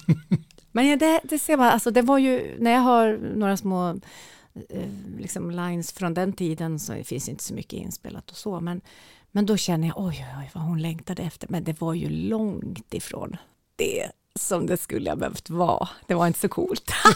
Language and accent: Swedish; Njurunda, Västernorrland County, Sweden; also born or lived in Skönsmon, Sundsvall; jag är ju uppvuxen i Njurunda